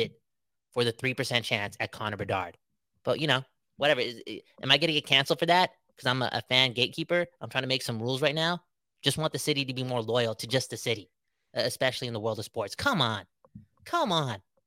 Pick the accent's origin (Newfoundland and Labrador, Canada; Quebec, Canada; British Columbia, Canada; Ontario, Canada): British Columbia, Canada; Surrey; We're from Surrey after all